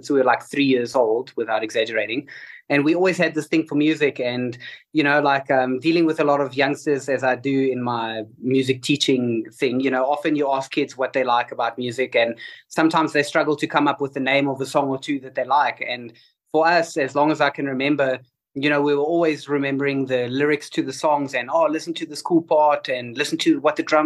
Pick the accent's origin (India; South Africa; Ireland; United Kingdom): South Africa; also born or lived in United States; we're from South Africa